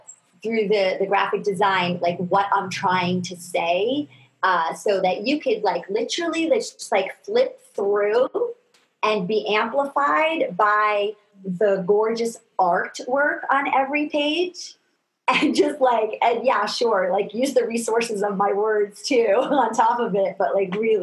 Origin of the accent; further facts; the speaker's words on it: New York, United States; I was raised in New York